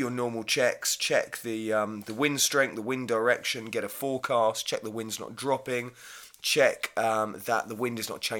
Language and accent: English; Hythe, South East England, United Kingdom; I grew up kite surfing in Hythe and Kent